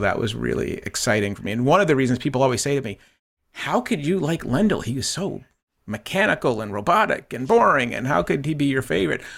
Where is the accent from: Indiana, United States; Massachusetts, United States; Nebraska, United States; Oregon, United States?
Massachusetts, United States; Boston; also born or lived in Plymouth, Massachusetts; growing up in Boston, um, watching the Boston Lobsters on Channel two